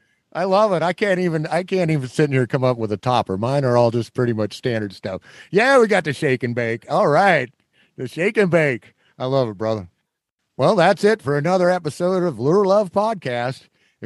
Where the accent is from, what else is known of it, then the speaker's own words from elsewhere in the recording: Illinois, United States; I'm from Illinois.